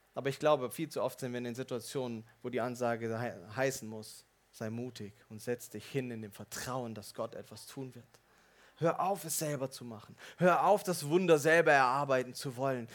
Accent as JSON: {"language": "German", "region": "Swabia", "country": "Germany", "said": "Als Schwabe würde ich fragen"}